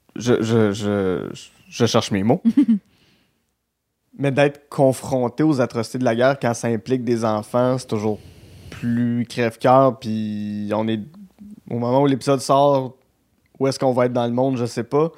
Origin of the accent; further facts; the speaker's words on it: Gatineau, Quebec, Canada; accent: Gatineau; mon accent de Gatineau